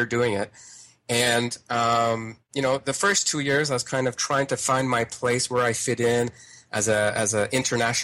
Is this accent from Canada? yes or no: yes; Ontario, Canada; now in Quebec City, Canada; I'm originally from Ontario